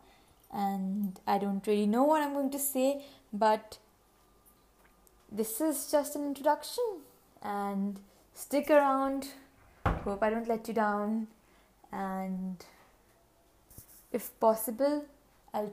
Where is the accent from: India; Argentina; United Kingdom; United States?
India; you haven't guessed from my weird accent yet, yes, I am from India